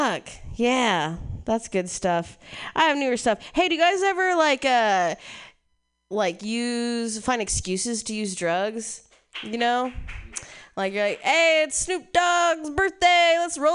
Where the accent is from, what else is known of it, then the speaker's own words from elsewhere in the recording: Ohio, United States; moved away; I'm from Ohio. Yeah, growing up in the Midwest was interesting